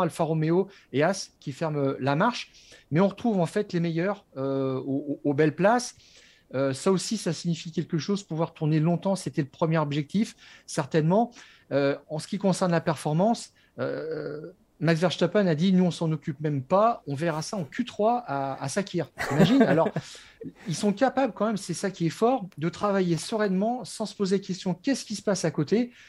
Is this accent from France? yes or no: yes; France; je suis Français